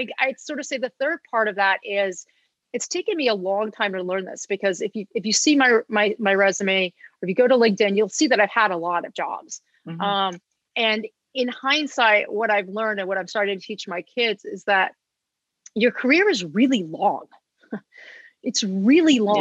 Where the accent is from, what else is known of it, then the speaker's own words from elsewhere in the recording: Los Angeles, California, United States; I'm a born and raised Los Angelian. I actually live about a half a mile from where I grew up